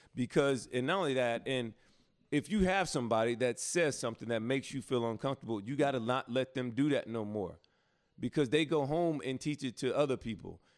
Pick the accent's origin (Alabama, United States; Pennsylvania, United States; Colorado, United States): Alabama, United States; Prattville; I'm from Alabama, where it's not that dangerous where I'm from, in Prattville